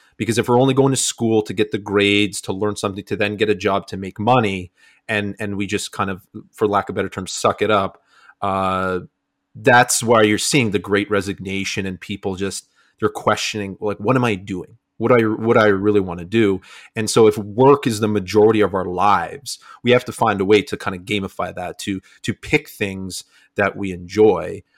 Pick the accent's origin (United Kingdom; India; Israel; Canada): Canada; Niagara region, Ontario; I'm from Canada, Niagara region